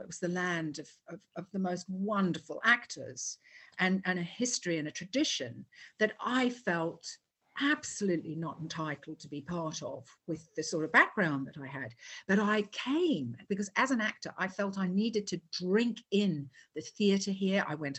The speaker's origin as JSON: {"language": "English", "country": "Netherlands", "also_born_or_lived": "New Zealand", "moved": "yes", "said": "I'm from Holland originally."}